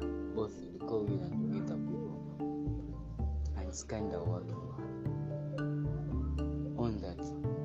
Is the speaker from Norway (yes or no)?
no; Malaba, Eastern Region, Uganda; I'm from Malaba at the border.